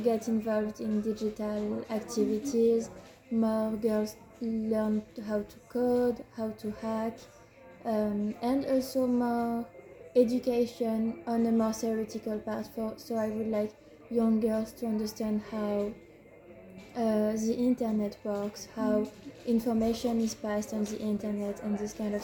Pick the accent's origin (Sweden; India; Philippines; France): France; now in Athens, Greece; I'm from France, even though I live in Greece